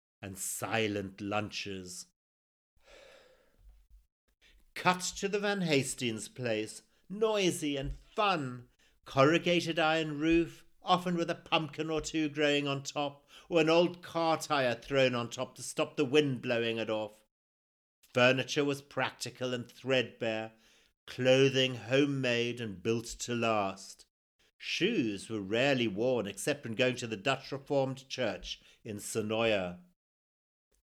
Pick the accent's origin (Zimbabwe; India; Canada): Zimbabwe; a memoir about my life growing up in Zimbabwe, or formerly Rhodesia, in the 1960s and 70s